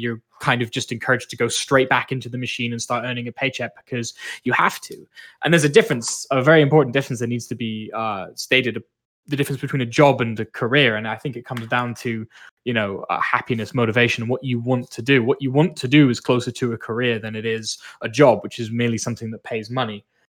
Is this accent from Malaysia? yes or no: yes; Malaysia; now in Canada; I spent a lot of time growing up in Malaysia